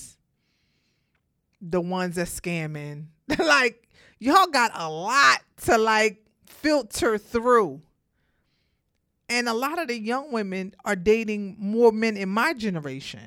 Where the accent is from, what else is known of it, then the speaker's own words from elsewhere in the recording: New York City, New York, United States; I'm from Brooklyn